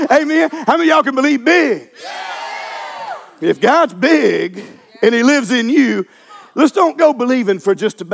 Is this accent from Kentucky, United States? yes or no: no; Louisiana, United States; I'm from Louisiana